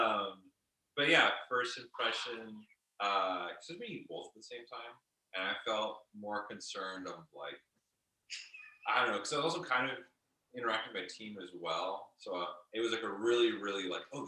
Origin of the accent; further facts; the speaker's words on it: Alaska, United States; moved away; I was from Alaska and had bad internet.